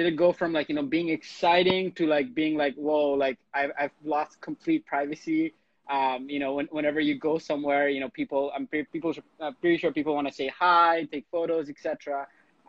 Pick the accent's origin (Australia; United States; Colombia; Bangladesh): Bangladesh; moved away; I grew up in Bangladesh